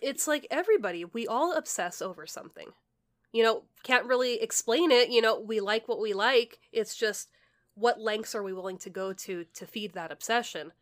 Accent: California, United States; we're from California

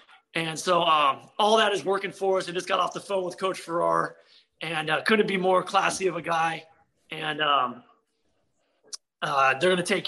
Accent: Covina, California, United States; I grew up in Covina, and very familiar with the Charter Oak tradition.

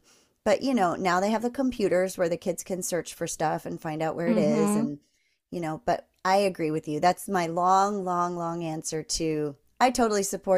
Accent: East Coast, United States; I miss East Coast fall, just because I grew up on the East Coast, and it was so dramatic and so long and drawn out.

